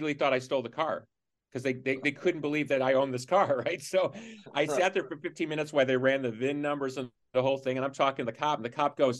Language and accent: English; Chicago, Illinois, United States; I'm from Chicago